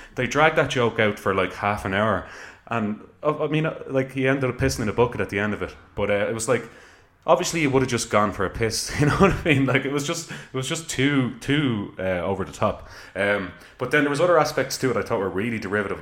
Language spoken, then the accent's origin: English; Ireland; I'm an Irish person